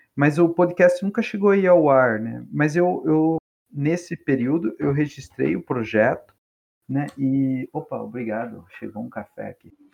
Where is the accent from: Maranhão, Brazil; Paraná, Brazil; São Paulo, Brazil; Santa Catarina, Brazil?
São Paulo, Brazil; Capão Bonito; eu, que sou lá de Capão Bonito